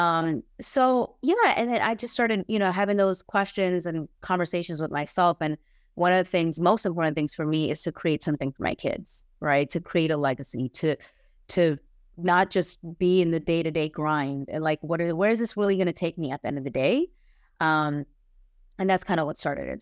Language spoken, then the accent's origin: English; New York, United States; moved away as an adult; now in Los Angeles, United States; I currently live in Los Angeles. I'm originally from New York. I moved out to the West Coast last year